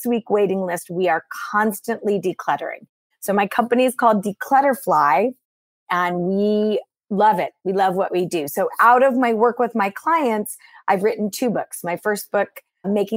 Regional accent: California, United States; I'm born and raised in California in the United States

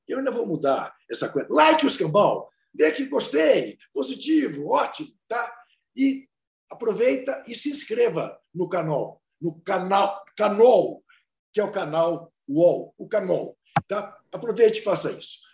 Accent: São Paulo, Brazil; Eu, como paulista

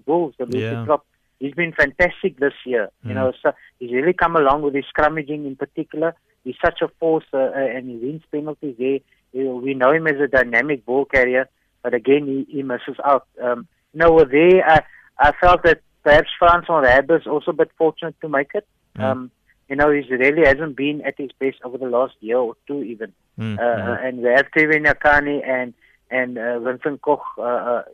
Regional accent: Cape Town, Western Cape, South Africa; I'm from Cape Town

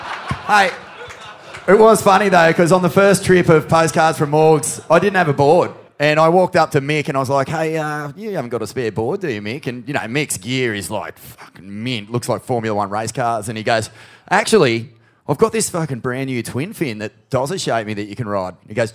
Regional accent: Australia; As an Australian surf fan

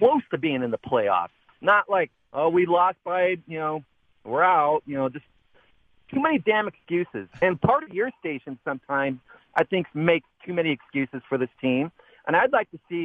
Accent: Seattle, Washington, United States; also born or lived in Rutgers University, New Jersey; I grew up here in Seattle

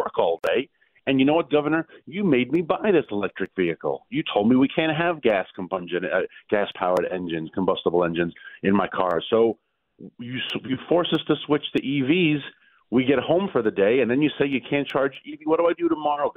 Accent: New York, United States; also born or lived in rural Virginia; now in Virginia, United States; I'm originally from New York State and my whole family is still there

